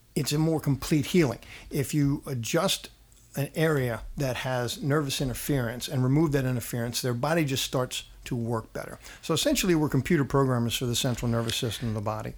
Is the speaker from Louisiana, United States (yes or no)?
yes; New Orleans, Louisiana, United States; also born or lived in Donaldsonville; I grew up in New Orleans.